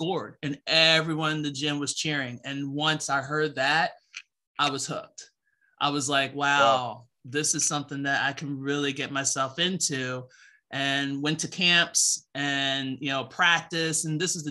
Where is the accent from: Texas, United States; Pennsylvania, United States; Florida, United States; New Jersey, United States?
Pennsylvania, United States; Philadelphia; I'm originally from Philadelphia, born and raised